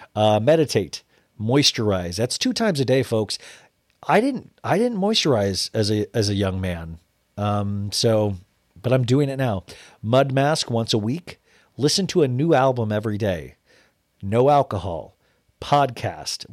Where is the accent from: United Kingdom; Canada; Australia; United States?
United States; Kansas; I'm from Kansas